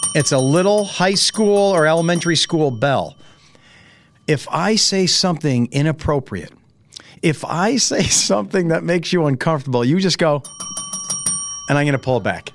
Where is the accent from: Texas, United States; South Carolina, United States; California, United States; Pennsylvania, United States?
Pennsylvania, United States; Carbondale; I was born in Saint Joseph's Hospital, which was in Carbondale